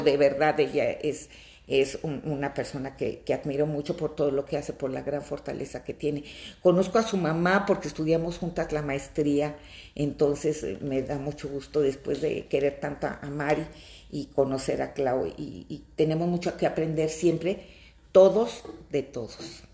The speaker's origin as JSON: {"language": "Spanish", "town": "Fresnillo", "region": "Zacatecas", "country": "Mexico", "said": "Yo soy de Zacatecas, de un pueblito, de un pueblo maravilloso que se llama Fresnillo, Zacatecas"}